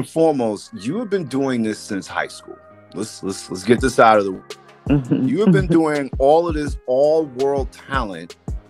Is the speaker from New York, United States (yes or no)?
yes; New York City, New York, United States; growing up in New York City, and it was crazy growing up.